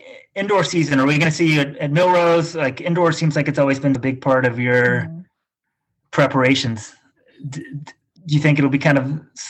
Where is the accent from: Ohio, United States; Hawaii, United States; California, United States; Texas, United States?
Texas, United States; now in Connecticut, United States; I'm from Texas and now I live in Connecticut, but I don't like the winter.